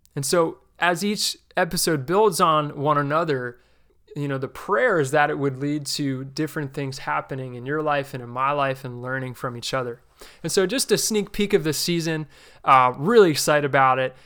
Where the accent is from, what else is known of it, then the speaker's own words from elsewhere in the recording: New Jersey, United States; I grew up in the New Jersey region of the New York City Church of Christ